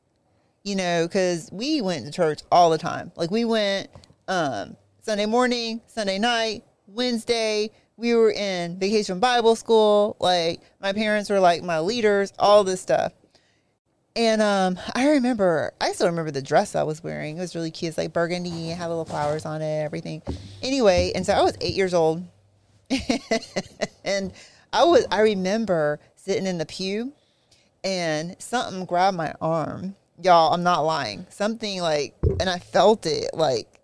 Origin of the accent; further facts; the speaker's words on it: South Carolina, United States; we grew up in South Carolina